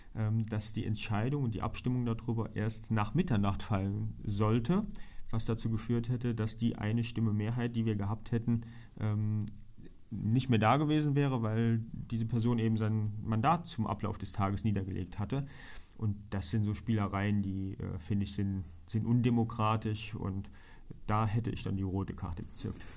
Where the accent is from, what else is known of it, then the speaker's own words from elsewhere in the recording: Trier, Rhineland-Palatinate, Germany; bin gebürtiger Trierer, bin verheiratet, wohne mit meiner Frau auf Mariahof